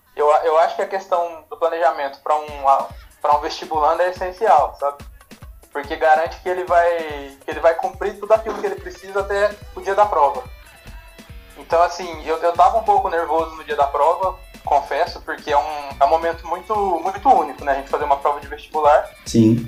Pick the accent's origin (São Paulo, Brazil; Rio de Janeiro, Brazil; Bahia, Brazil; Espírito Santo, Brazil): São Paulo, Brazil; Guaíra; eu venho de uma cidade bem pequenininha aqui do interior de São Paulo, chama Guaíra